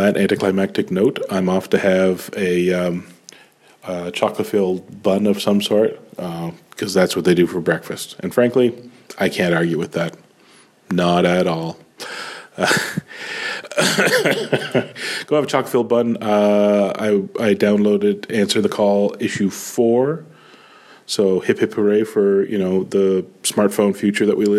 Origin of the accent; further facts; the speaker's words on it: Canada; I am that Canadian